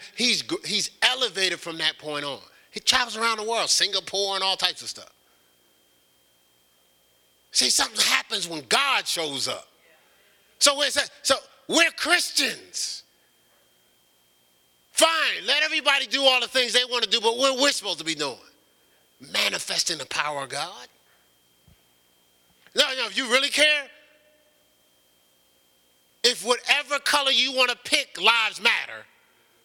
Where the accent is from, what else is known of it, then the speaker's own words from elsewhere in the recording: Newark, New Jersey, United States; I'm from Newark, New Jersey